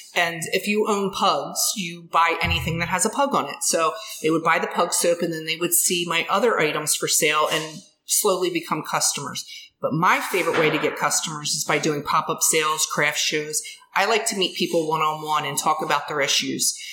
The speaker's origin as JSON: {"language": "English", "town": "Ridley Township", "region": "Pennsylvania", "country": "United States", "tie": "born or raised there", "said": "I grew up here. I grew up in Ridley Township. I live in Ridley Park"}